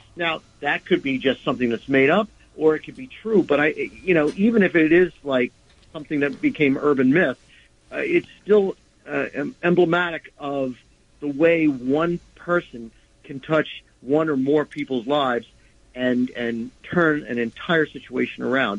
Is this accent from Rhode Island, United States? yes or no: no; New York City, New York, United States; growing up in New York, um, we were always conscious of the less fortunate because they were all around us. And there's that very, very odd dichotomy of being in arguably one of the richest cities in the world